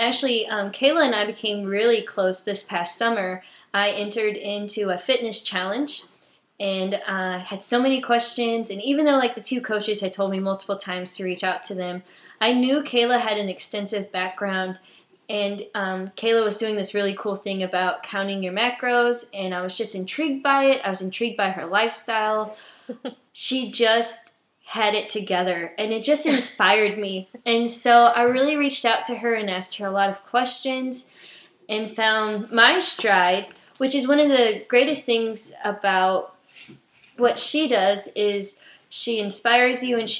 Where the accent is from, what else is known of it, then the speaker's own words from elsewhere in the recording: New Haven, Indiana, United States; moved away as an adult; now in Virginia, United States; I am originally from a small town in Indiana called New Haven. I was born and raised there until I was 19.